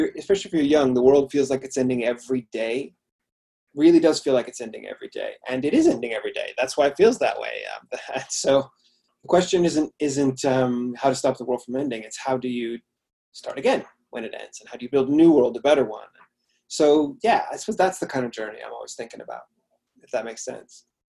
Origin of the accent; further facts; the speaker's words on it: Washington, United States; moved away as an adult; now in United Kingdom; my home state, Washington